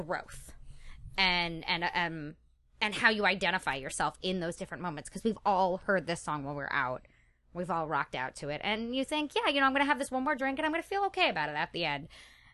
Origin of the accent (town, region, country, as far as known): Westchester County, New York, United States; moved away